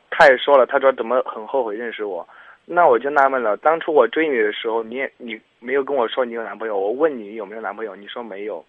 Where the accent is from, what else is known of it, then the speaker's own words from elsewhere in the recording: Xuchang, Henan, China; 我家许昌的嘛